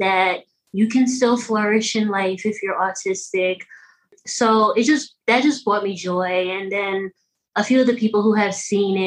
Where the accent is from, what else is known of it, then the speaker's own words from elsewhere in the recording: New York, United States; I'm from New York, and that's where I am now. I'm still in New York, Westchester County